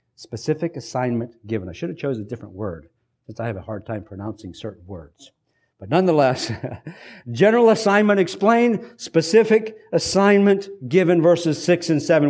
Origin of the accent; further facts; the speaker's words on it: United States; us as hardworking American Mennonites